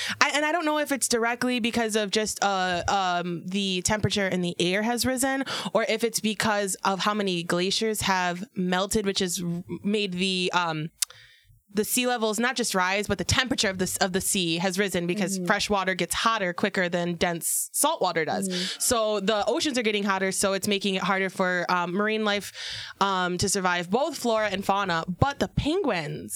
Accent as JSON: {"language": "English", "region": "Michigan", "country": "United States", "tie": "born or raised there", "said": "I'm from Michigan"}